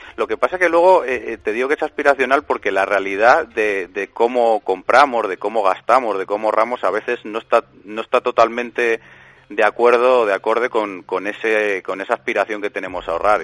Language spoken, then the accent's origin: Spanish; Spain